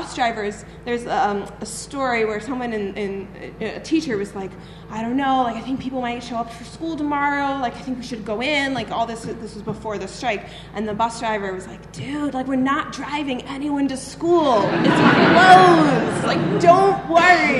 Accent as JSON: {"language": "English", "town": "Boston", "region": "Massachusetts", "country": "United States", "moved": "yes", "lives_now": "Chicago, United States", "said": "I'm originally from Boston"}